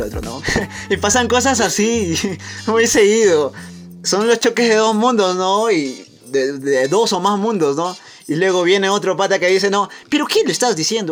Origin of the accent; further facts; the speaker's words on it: Peru; nuestro querido Perú